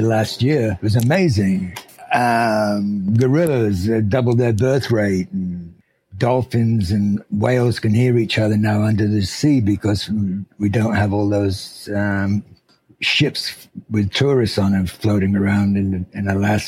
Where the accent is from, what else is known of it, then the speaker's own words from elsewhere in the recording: Sheffield, Yorkshire and the Humber, United Kingdom; moved away as an adult; also born or lived in London / Sydney; now in United States; I grew up in Sheffield in Yorkshire in England